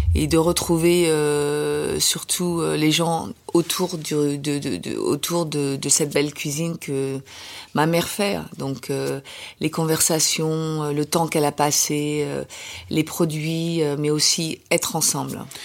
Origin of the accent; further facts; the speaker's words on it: France; je suis française